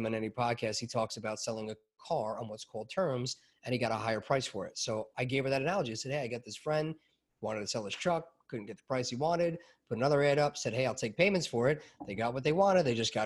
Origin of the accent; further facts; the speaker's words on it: New York, United States; growing up in New York